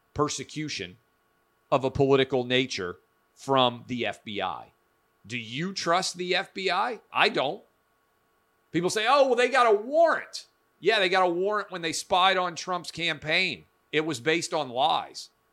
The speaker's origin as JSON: {"language": "English", "town": "Nashville", "region": "Tennessee", "country": "United States", "tie": "born or raised there", "said": "born and raised in Nashville, public school, K through twelve"}